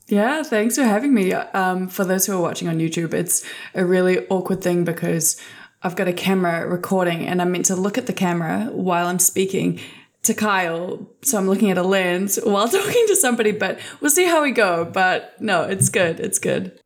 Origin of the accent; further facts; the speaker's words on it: New Zealand; I grew up in Aotearoa, New Zealand.